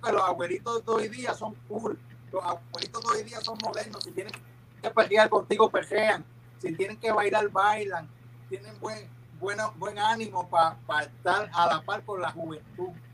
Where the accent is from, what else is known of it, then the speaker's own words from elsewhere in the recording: Cidra, Puerto Rico; yo soy del pueblo de Sidra, bueno, la ciudad de Sidra, la ciudad de la eterna primavera.